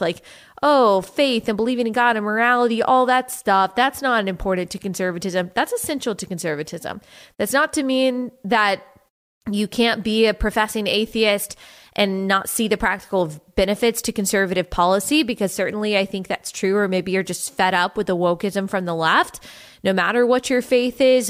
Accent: United States; we are to live in the United States of America

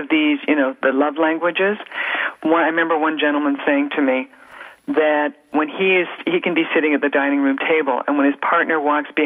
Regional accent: Canada; being Canadian

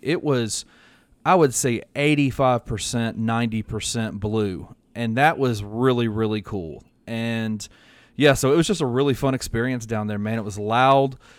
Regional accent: Memphis, Tennessee, United States; I'm from Memphis, so I've been to uh, hundreds of University of Memphis football games

